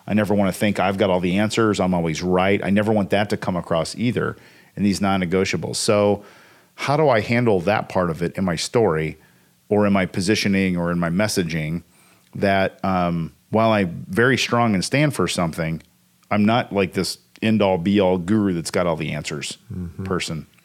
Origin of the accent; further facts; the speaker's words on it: Evansville, Indiana, United States; but I'm from Evansville. Say crick.